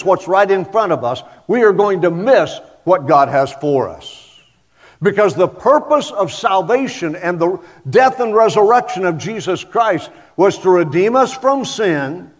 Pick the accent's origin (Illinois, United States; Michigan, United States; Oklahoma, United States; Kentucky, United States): Oklahoma, United States; I'm from Oklahoma